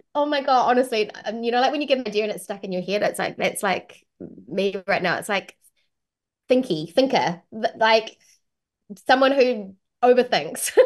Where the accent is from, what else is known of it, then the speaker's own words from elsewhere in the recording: New Zealand; accent: New Zealand; my own natural accent, which is a New Zealand accent